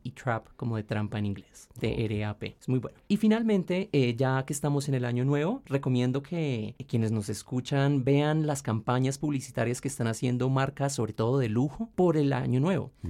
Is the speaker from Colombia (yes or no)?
yes; Colombia; tenemos una mentalidad acá en Colombia